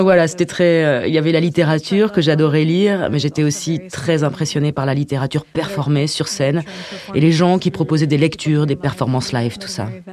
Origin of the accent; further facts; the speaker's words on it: San Francisco, California, United States; j'ai grandi à San uh, Francisco